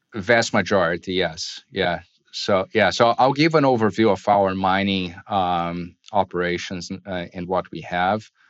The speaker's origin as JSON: {"language": "English", "country": "Brazil", "tie": "born or raised there", "said": "I was born and raised in Brazil."}